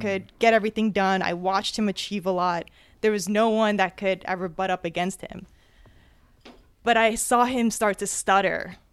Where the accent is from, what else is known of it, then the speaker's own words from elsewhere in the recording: New Jersey, United States; I was born and raised in Jersey